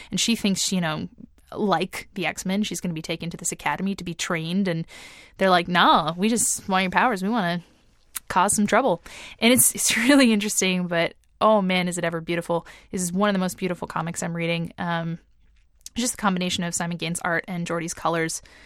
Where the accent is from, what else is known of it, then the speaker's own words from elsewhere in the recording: East Coast, Canada; I've lived on the East Coast my entire life